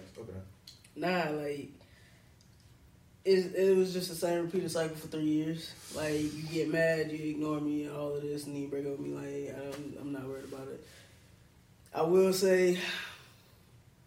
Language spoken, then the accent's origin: English; Albany, Georgia, United States; I'm originally from Albany. You feel me? Albany, Georgia, to be exact